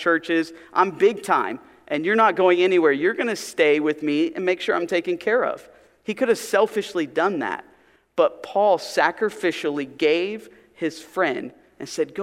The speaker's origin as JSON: {"language": "English", "region": "Pennsylvania", "country": "United States", "tie": "born or raised there", "moved": "yes", "said": "Where I grew up in Pennsylvania, I was part of a youth group"}